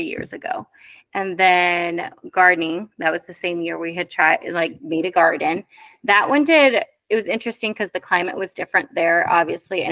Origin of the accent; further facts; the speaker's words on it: Iowa, United States; moved away as an adult; I grew up in Iowa